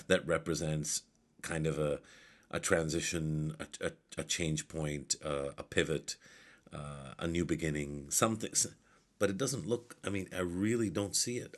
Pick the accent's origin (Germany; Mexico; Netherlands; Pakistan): Pakistan; I'm Mahajir myself. I don't call myself that because we're all Pakistani